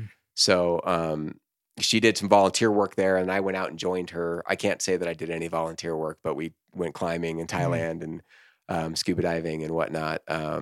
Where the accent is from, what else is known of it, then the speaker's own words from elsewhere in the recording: Corvallis, Oregon, United States; Yeah. I'm from Corvallis, Oregon.